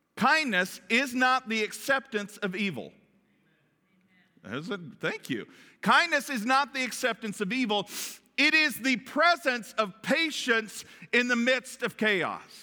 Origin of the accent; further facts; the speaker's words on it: Kentucky, United States; accent: Kentucky; my Kentucky accent